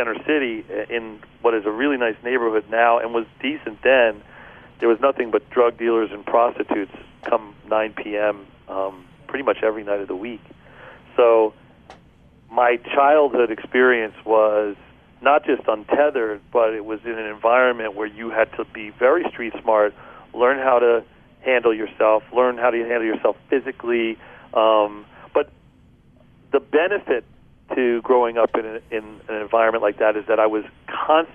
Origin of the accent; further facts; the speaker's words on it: Philadelphia, Pennsylvania, United States; moved away; I grew up outside of Philadelphia until I was about 8 years old